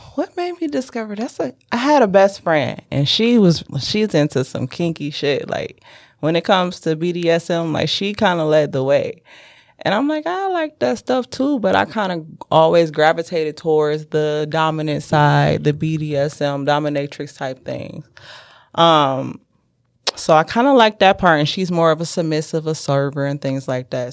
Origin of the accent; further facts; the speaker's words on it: Detroit, Michigan, United States; also born or lived in South Carolina; now in Ann Arbor, United States; I'm originally from the East Side, Gratiot and Van Dyke